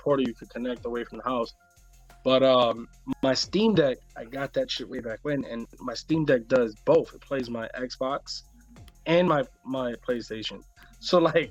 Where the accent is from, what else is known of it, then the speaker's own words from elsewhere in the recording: New York, United States; I'm from New York